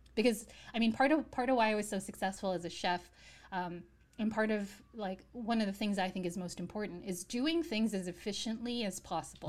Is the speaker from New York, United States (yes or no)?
yes; New York, United States; I grew up in the States